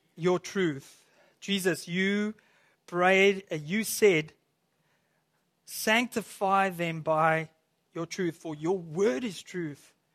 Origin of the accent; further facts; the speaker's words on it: South Africa; moved away as an adult; also born or lived in Williams Lake, Canada; now in Canada; I'm from South Africa.